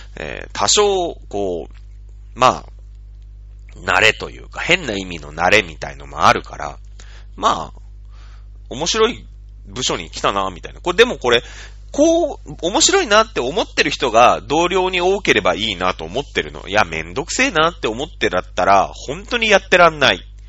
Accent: Matsudo, Chiba, Japan; 僕は千葉県の人間だから、千葉県北西部かな？うん、の人間なんだけれども、松戸市だから。

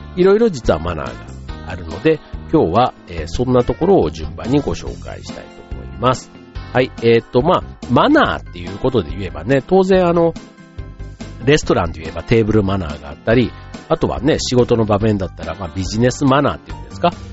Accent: Yao, Osaka, Japan; moved away; うちの場合は、奈良県が近いんですよね。八尾市というところなんですけども

